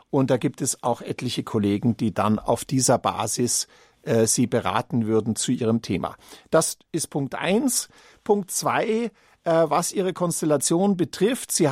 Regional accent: Munich, Bavaria, Germany; Ja, als Münchner sage ich natürlich ungern Berliner Testament

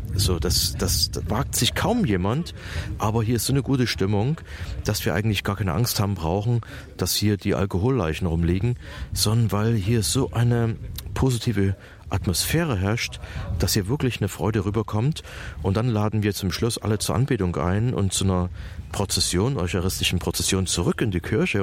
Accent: East Germany, Germany; wir sind ja aus der Ostzone hier

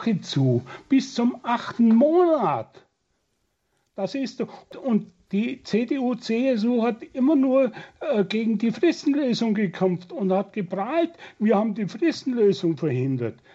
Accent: Germany; Und ich musste mir oft als Deutscher sagen lassen, dass wir in der moralischen Dekadenz weit gefallen sind.

